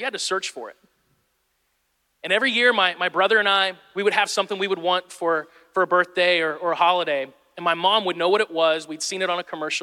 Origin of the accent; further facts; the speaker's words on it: Midwest, United States; moved away; I'm from the Midwest